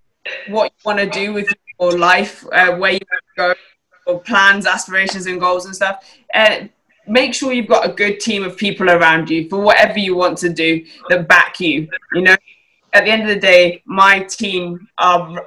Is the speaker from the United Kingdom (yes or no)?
yes; Scotland, United Kingdom; now in England